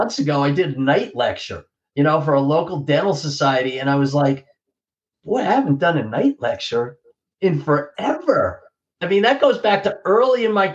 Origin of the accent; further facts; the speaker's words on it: New Jersey, United States; growing up in Central Jersey, I was a Belmar guy